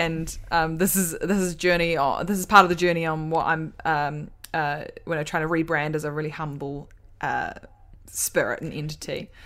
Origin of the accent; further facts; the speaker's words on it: New Zealand; we're from New Zealand